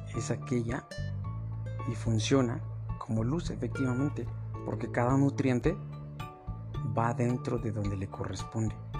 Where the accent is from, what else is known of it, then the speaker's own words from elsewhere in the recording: Mexico; Aquí en mi país, en México